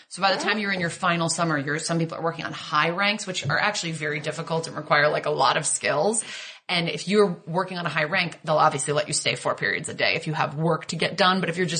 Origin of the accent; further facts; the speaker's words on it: Connecticut, United States; when I was 13 from Connecticut